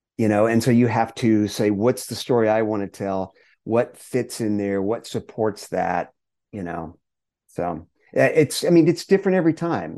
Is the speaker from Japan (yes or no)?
no; Longview, Texas, United States; we grew up in Longview, Texas, in East Texas.